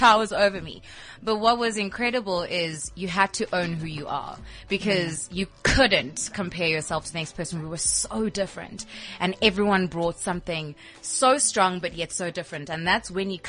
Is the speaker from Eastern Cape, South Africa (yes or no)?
yes; Port Elizabeth, Eastern Cape, South Africa; moved away; I'm born and bred in Port Elizabeth, for goodness sake. I'm coming back to my roots